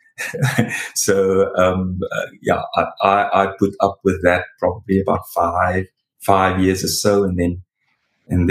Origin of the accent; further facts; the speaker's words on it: Paarl, Western Cape, South Africa; moved away as an adult; now in Cape Town, South Africa; I was born and bred in Paarl